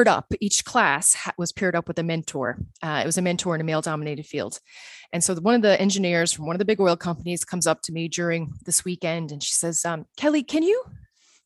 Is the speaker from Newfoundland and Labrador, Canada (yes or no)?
yes; Newfoundland and Labrador, Canada; moved away as an adult; now in Netherlands; I am a Newfoundlander living in the Netherlands